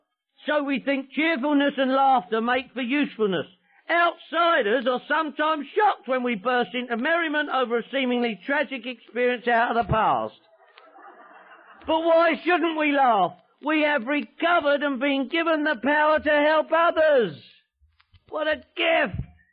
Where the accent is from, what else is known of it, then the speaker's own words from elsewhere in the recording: London, United Kingdom; I'm from London, England.